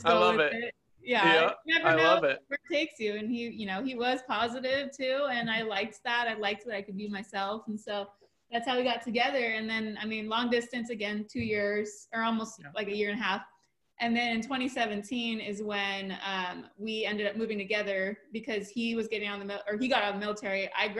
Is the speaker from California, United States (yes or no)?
yes; Hollister, California, United States; also born or lived in Half Moon Bay, California; I was in my hometown still, because that's where we met in Hollister, California.